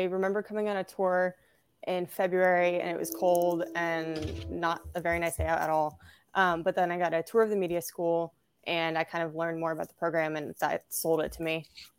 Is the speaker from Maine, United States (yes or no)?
yes; Maine, United States; moved away as an adult; now in Indiana, United States; I am from Maine.